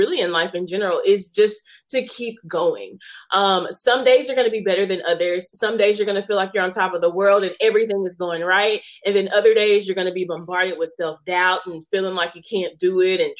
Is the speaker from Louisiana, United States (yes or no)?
yes; Shreveport, Louisiana, United States; I am from Shreveport, Louisiana